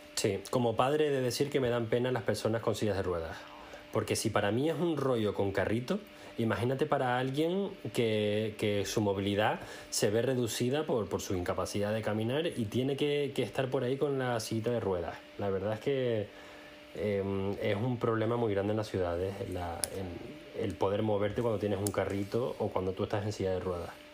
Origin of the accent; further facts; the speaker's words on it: Spain; now in Germany; tú y yo somos españoles